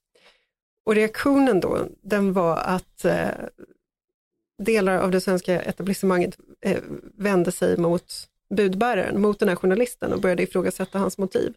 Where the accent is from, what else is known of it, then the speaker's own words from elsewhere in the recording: Stockholm, Stockholm County, Sweden; Jag är själv född i Farsta